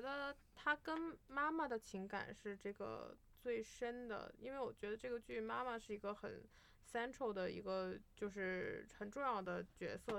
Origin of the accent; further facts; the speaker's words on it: China; 我们中国人常常说的他心里有鬼这个鬼